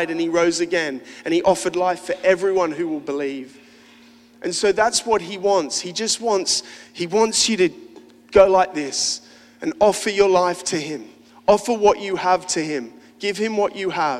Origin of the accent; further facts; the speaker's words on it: Australia; I'm an Aussie